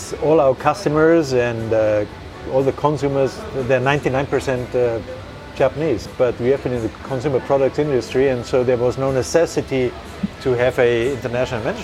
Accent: Bavaria, Germany; Germany, I'm from Bavaria, and my mother, she's from Prussia.

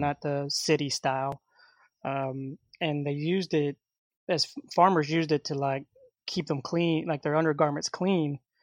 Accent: Hot Springs, Arkansas, United States; I was born in Hot Springs, Arkansas

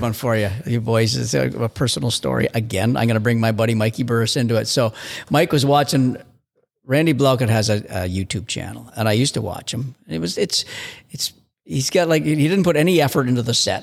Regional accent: Canada; as a Canadian

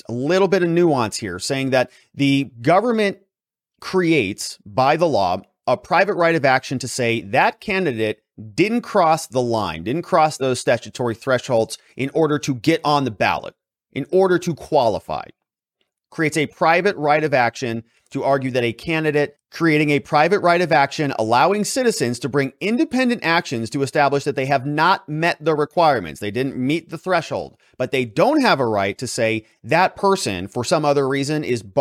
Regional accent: Arizona, United States; Shout out to my hometown.

